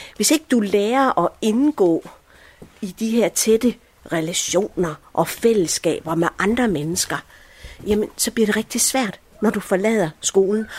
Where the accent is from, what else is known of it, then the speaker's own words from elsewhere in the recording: Viby, Central Denmark Region, Denmark; also born or lived in Allahabad, India; jeg er som mænd vokset op her i Viby